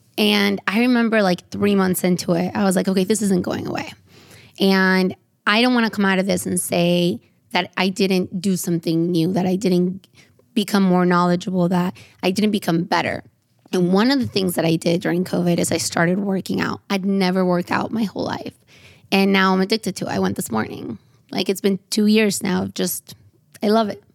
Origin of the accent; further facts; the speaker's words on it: San Diego, California, United States; I grew up in San Diego